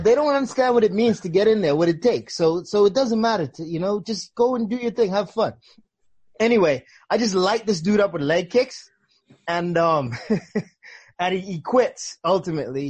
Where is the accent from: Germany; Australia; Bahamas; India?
Bahamas; I grew up in the Bahamas